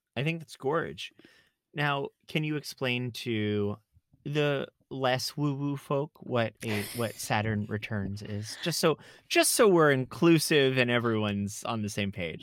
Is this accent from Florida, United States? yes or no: yes; South Florida, United States; moved away; I grew up in South Florida